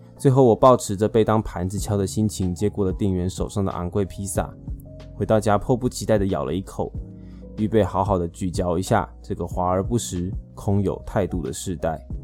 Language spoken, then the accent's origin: Chinese; Taipei, Taiwan; 身为一个土生土长的天龙明， 结婚后有来亲戚帮助， 运气很好地继续活在台北市蛋黄区